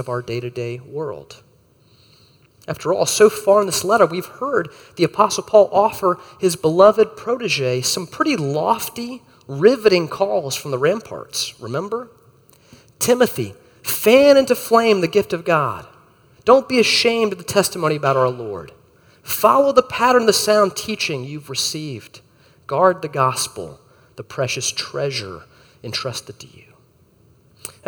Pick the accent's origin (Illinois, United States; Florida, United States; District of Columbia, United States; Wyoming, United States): Florida, United States; As a kid growing up in Florida